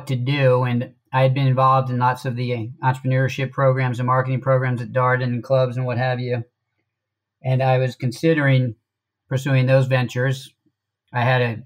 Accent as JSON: {"language": "English", "town": "Washington", "region": "District of Columbia", "country": "United States", "tie": "born or raised there", "said": "I'm from the D.C. metro area. Went to high school in D.C."}